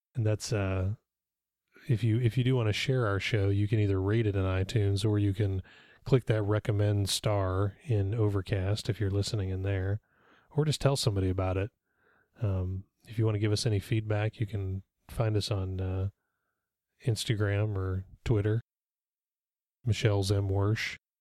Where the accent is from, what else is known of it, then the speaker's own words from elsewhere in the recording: Olathe, Kansas, United States; We had that in Olathe, Kansas when I was a little kid